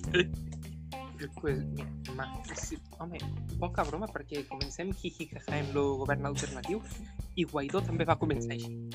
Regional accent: Ebre, Catalonia, Spain; jo sóc de l'Ebre

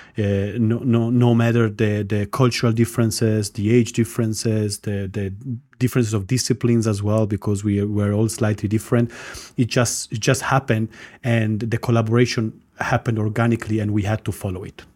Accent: Italy; moved away as an adult; also born or lived in Armenia / London; now in Cyprus; I was born in Armenia. My mom is Estonian. I grew up in Italy, done my career in London, and now I'm in sunny Cyprus

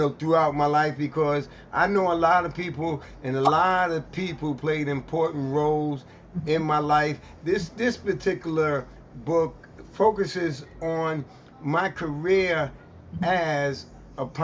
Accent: New York City, New York, United States; growing up in the East New York section of Brooklyn

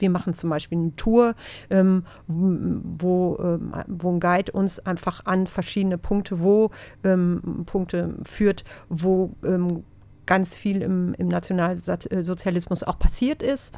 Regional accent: Gelsenkirchen, North Rhine-Westphalia, Germany; also born or lived in Dortmund; das habe ich aber alles in Gelsenkirchen gemacht, weil ich äh, wohne nämlich schon seit vielen, vielen Jahren in Gelsenkirchen, obwohl ich gebürtige Dortmunderin bin

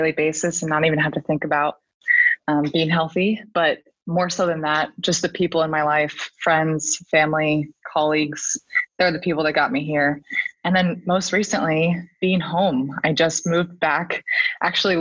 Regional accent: Palo Alto, California, United States; also born or lived in Kansas; I'm actually from Palo Alto, California, which is where I currently am working as well

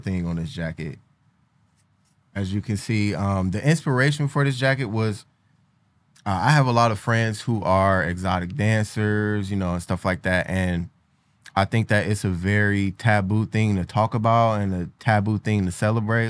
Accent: Cleveland, Ohio, United States; I'm from Cleveland

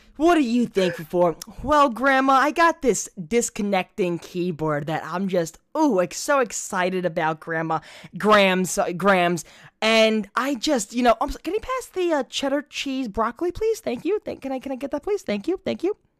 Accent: New York, United States; accent: New York; I'm from New York

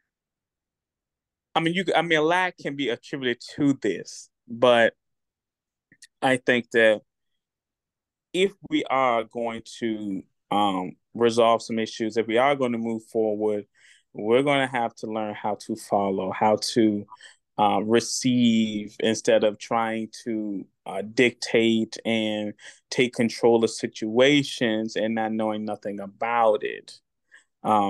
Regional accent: Richmond, United States; moved away; I'm from Richmond. I tried to make attempts in Richmond, and it didn't work out. But when I moved elsewhere

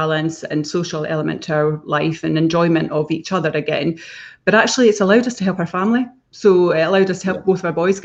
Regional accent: Fife, Scotland, United Kingdom; moved away as an adult; we came back to Fife and we came back to this area, which is where we both grew up. Billy grew up in the Burscreen. I grew up in Mount Fleury

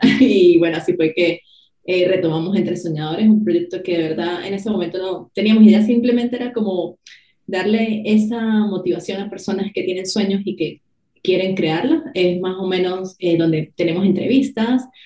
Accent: Venezuela; now in Ireland; yo soy de Venezuela y ahora vivo en Irlanda

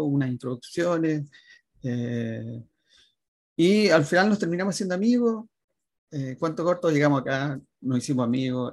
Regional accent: Limache, Valparaíso, Chile; moved away as an adult; also born or lived in Viña del Mar, Chile / Santiago, Chile; now in New Zealand; yo soy de Viña. Ah, bien, Viña. Me fui a Limache, que es un pueblito chiquitito

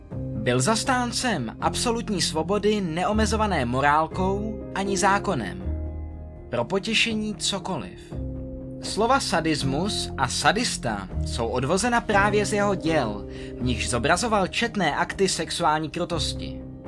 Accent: Czechia; U nás v Čechách

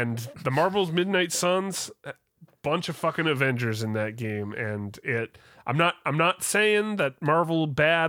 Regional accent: Canada; I'm Canadian

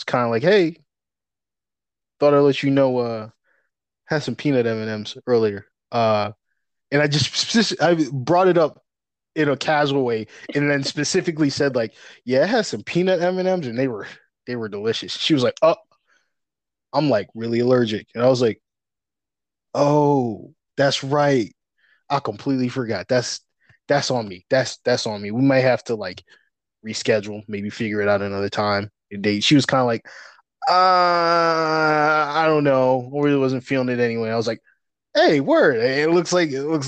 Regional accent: Syracuse, New York, United States; I'm from like upstate New York

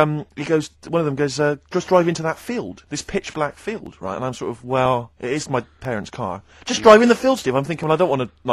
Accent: West Country, South West England, United Kingdom; I come from the West Country, obviously, there's quite a lot of windy lanes

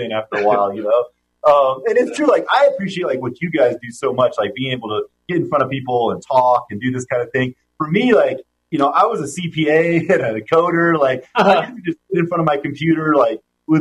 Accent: Reno, Nevada, United States; moved away as an adult; I was raised in Reno. My family was from here

